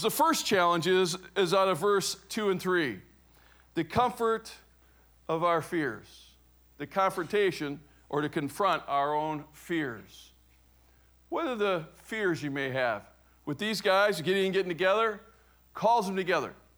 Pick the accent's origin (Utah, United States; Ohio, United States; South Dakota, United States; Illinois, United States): Ohio, United States; Cleveland; I was raised in Cleveland, Ohio